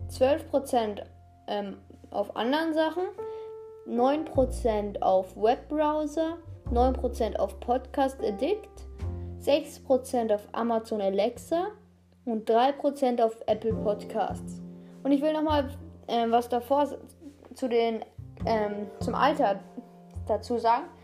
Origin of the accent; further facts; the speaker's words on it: Austria; Grüße gehen raus an alle Österreicher. Ich bin Österreicher, deshalb sage ich das.